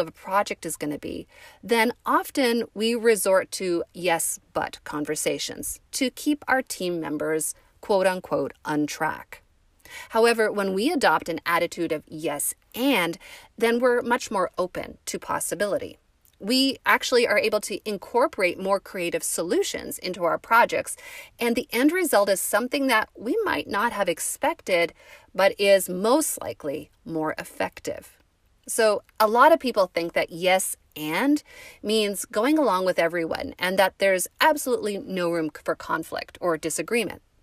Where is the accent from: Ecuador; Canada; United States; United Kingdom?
Canada; we're Canadian